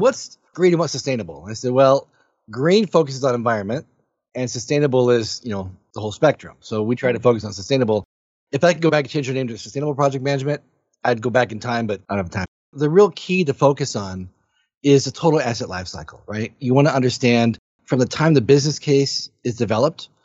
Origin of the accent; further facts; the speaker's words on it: Michigan, United States; I'm from Michigan. Right? So I live in Michigan here in the US.